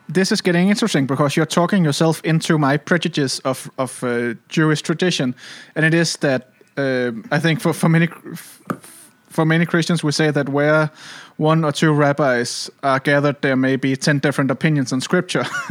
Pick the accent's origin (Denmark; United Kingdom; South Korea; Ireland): Denmark; Copenhagen, Capital Region of Denmark; we're both from Copenhagen